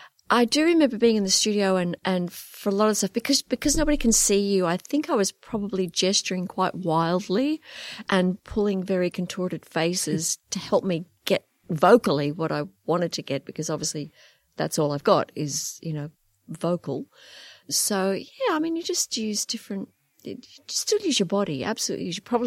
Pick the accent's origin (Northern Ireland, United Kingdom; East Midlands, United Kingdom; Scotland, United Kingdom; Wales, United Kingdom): Northern Ireland, United Kingdom; born there; I mean, you probably hear I have a slight accent. I was born in Northern Ireland, so I have a little bit of an accent.